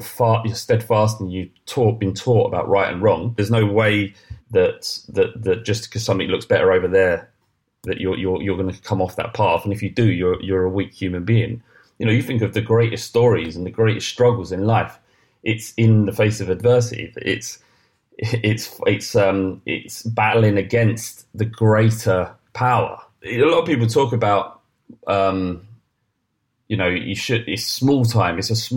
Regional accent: London, United Kingdom; I grew up in Holloway in North London

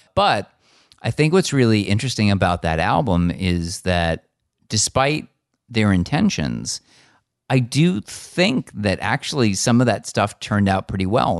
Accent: United States; I grew up in America

